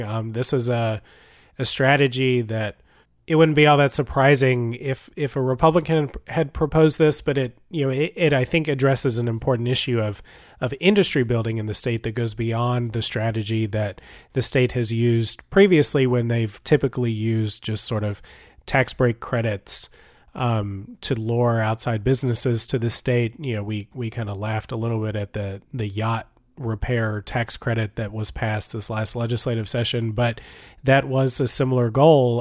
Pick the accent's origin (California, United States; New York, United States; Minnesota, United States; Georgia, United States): Georgia, United States; Cherokee County; I grew up in Cherokee County